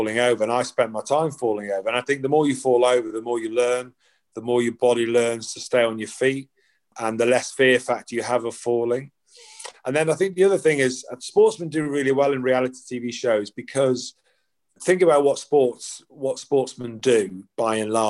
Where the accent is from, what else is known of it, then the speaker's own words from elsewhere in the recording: Ireland; born there; my dad obviously Irish, parents are Irish. I was born in Ireland.